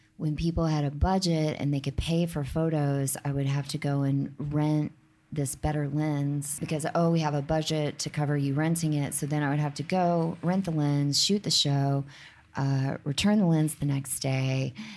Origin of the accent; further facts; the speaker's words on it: the South, United States; now in New York, United States; I'm not from here, but I'm, I'm from the South